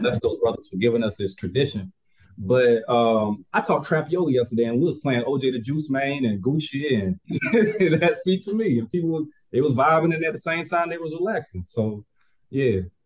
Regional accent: Albany, Georgia, United States; moved away; also born or lived in Japan; I'm still from Albany, Georgia

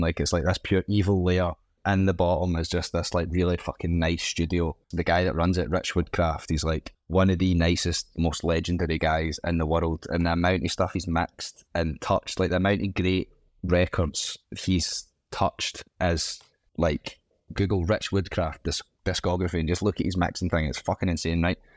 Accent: Scotland, United Kingdom; as Scottish people, we have such an affinity with Scousers

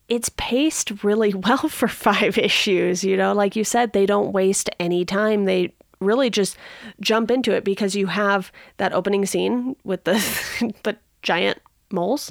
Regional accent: Southern California, United States; I grew up in Southern California

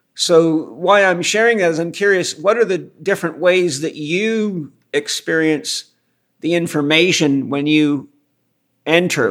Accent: Los Angeles, California, United States; I, am a native Californian. I was born in Los Angeles

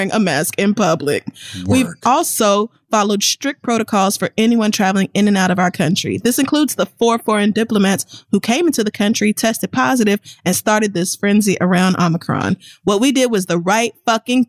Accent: United States; I'm American

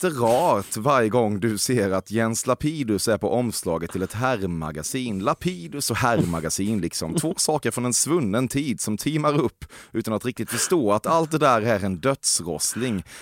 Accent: Norway

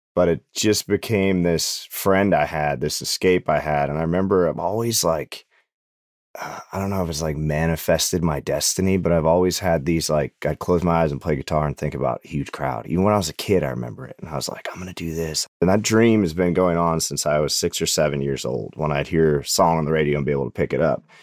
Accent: Butte, Montana, United States; moved away as an adult; now in Nashville, United States; my hometown called Butte, America

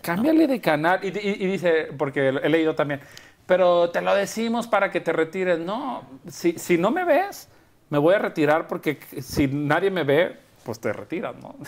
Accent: Guadalajara, Jalisco, Mexico; born or raised there; moved away as an adult; also born or lived in Culiacán / Mexico City; now in Madrid, Spain

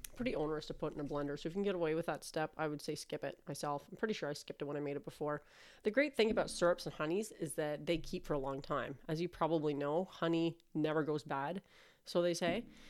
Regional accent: Canada; I'm Canadian

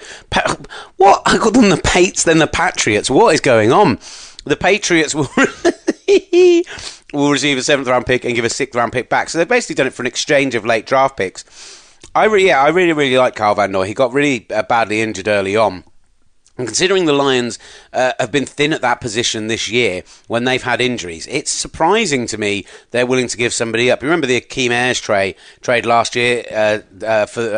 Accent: United Kingdom; as a British man

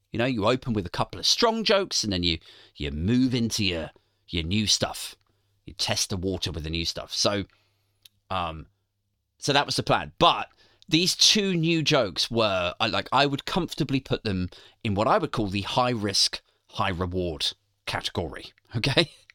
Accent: Maidenhead, South East England, United Kingdom; moved away; the time I lived in my hometown, Maidenhead

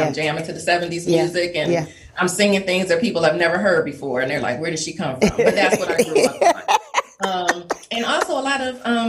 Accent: Detroit, Michigan, United States; Detroit, Michigan, born and raised.

